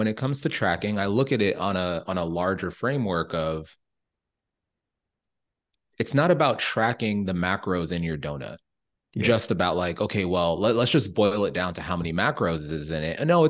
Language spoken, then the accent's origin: English; Jamaica; I'm Jamaican